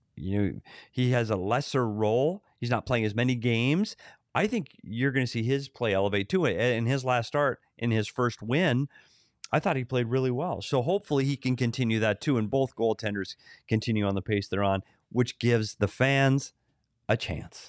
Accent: Bemidji, Minnesota, United States; moved away; Bemidji, Minnesota. I took a road trip there this summer, my hometown

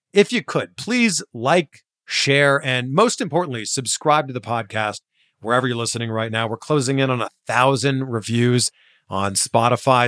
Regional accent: Pickering, Ontario, Canada; moved away as an adult; also born or lived in Waterloo, Ontario; I'm from Pickering, Ontario.

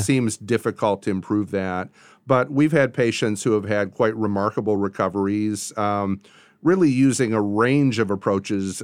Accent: Portage, Michigan, United States; moved away as an adult; also born or lived in Virginia / California / Kalamazoo, Michigan; now in Nashville, United States; I grew up in Portage, um, moved to Virginia, then later to California for graduate school

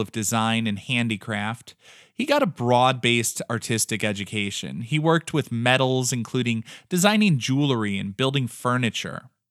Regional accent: American Midwest, United States; we are both from the American Midwest

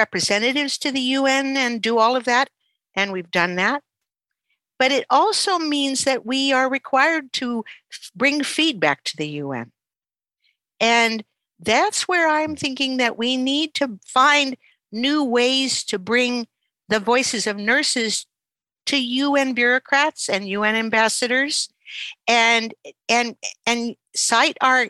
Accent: Canada; I'm a Canadian.

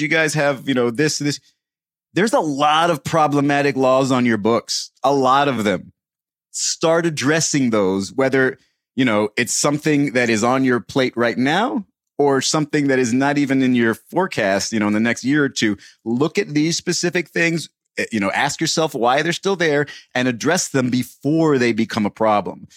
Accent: United States; as an American

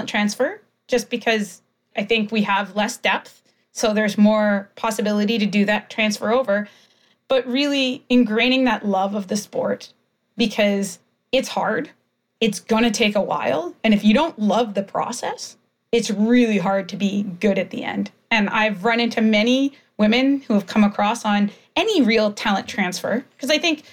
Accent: Canada; growing up in Canada

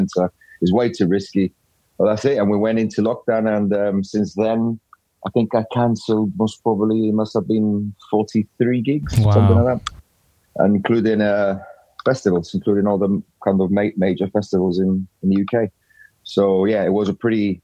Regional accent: Gibraltar; moved away as an adult; I'm from Gibraltar

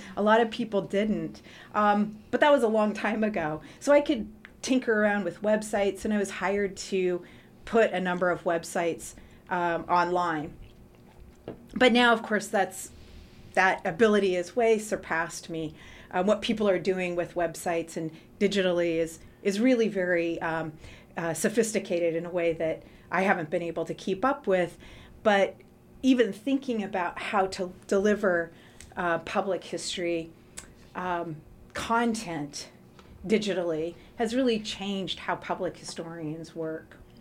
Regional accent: Portland, Oregon, United States; I grew up in Portland and currently live actually just a few blocks away from where I went to high school at Jefferson High School

